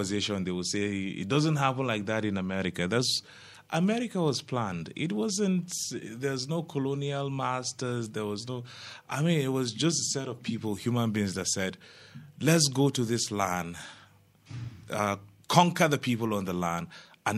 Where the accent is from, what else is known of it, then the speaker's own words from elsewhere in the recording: Plateau, Nigeria; I'm from Plateau State